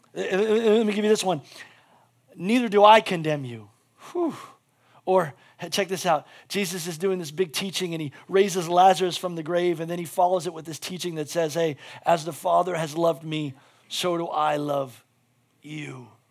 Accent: United States; as an American

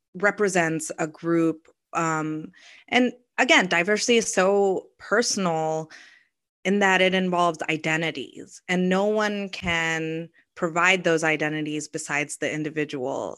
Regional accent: Kentucky, United States; I grew up in Kentucky.

